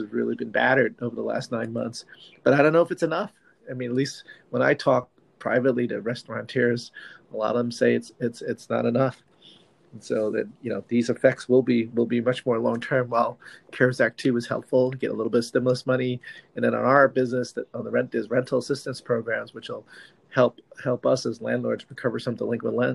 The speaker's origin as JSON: {"language": "English", "town": "Manhattan Beach", "region": "California", "country": "United States", "tie": "born or raised there", "said": "my hometown of Manhattan Beach"}